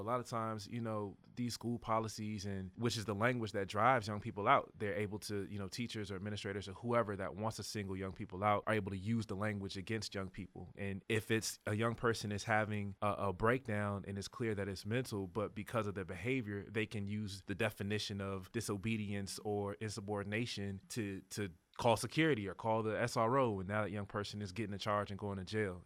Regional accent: Hampton, Virginia, United States; also born or lived in York County, Virginia; now in Richmond, United States; I know the difference in the systems growing up in Hampton

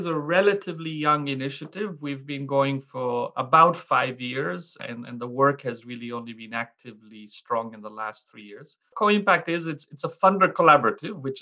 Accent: Mwanza, Tanzania; So I grew up as a kid helping my parents in a little hole-in-the-wall store or shop in the central market in Mwanza, Tanzania

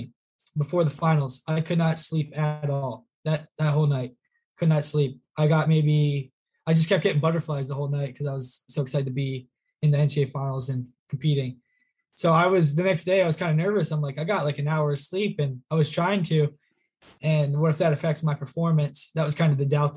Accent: 45 minutes from Wilkes-Barre, Pennsylvania, United States; Wilkes-Barre, which is 45 minutes from my hometown

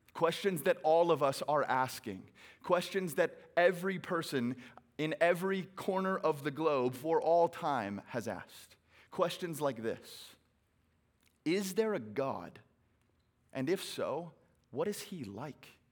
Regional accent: Phoenix, Arizona, United States; I hail from Phoenix, Arizona, where it is a billion degrees today

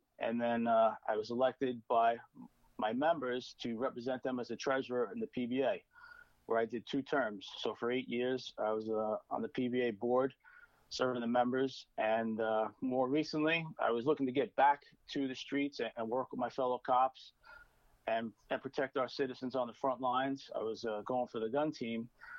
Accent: Brooklyn, New York, United States; Sure. I'm from Brooklyn. I come from a blue collar family.

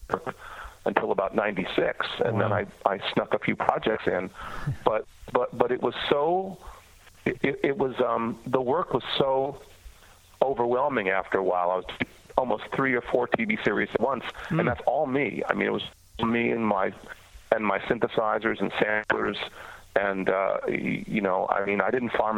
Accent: New York, United States; moved away as an adult; also born or lived in Toronto, Canada; now in Nashville, United States; I'm from New York originally, but I moved to Toronto

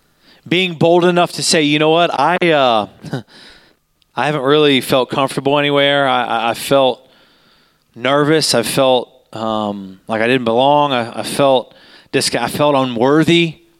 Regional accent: Utah, United States; We came from Utah, and we don't know where we're supposed to be

